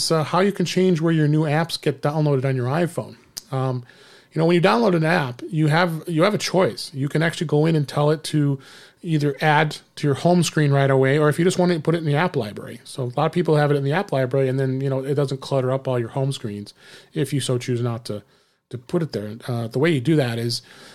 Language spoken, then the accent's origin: English; Chicago, Illinois, United States; I'm here in my hometown, Chicago area